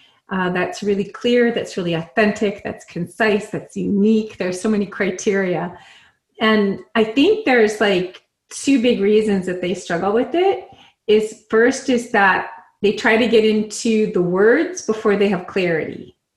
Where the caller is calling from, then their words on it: San Diego, California, United States; I am in San Diego, California.